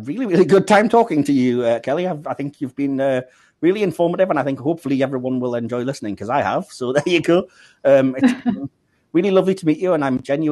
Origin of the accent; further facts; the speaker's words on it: North East England, United Kingdom; accent: northeast English; my very northeast English accent